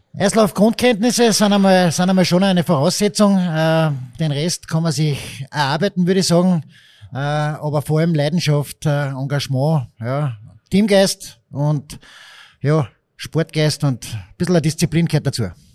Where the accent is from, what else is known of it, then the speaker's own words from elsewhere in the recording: Villach, Carinthia, Austria; moved away as an adult; now in Linz, Austria; ich bin Kärntner, da wächst man mit einem Eishockey zwangsläufig auf, habe aber selbst nie richtig Eishockey spielen gelernt, ich habe mir das selbst beigebracht durch Eishockey zuschauen gehen in der Schulzeit in Villach